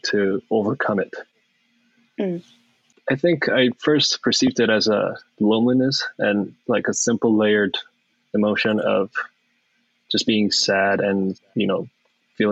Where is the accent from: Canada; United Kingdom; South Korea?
South Korea; first language Korean; English is a second language; moved away as an adult; now in United States